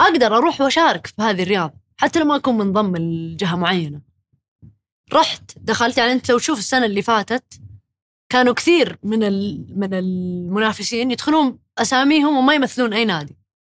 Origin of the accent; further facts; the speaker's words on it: Saudi Arabia; احنا كسعوديين